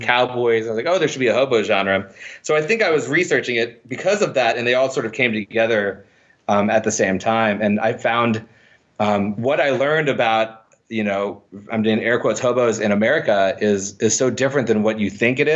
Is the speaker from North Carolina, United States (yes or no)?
no; Indiana, United States; I'm from Indiana